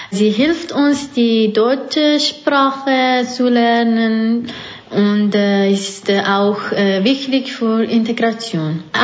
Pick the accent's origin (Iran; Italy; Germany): Iran; now in Switzerland; ich komme aus dem Iran.